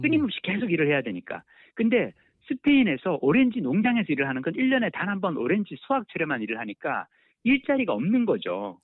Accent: South Korea; 한국에서 왔다

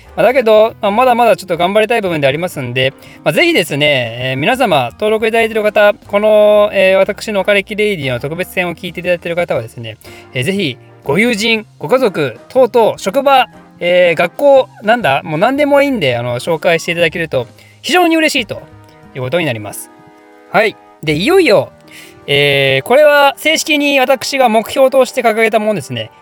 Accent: Ryugasaki, Ibaraki, Japan; 私、確かね、その、龍ヶ崎市出身です

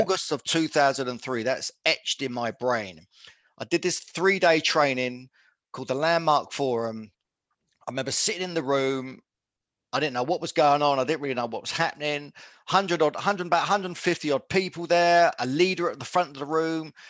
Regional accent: Luton, East of England, United Kingdom; I'm born and bred in Luton in Bedfordshire

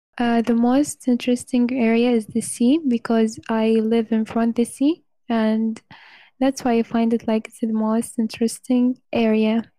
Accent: Oman; English is a second language; I'm from Oman

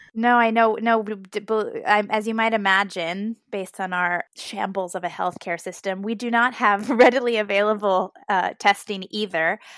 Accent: United States; I'm American

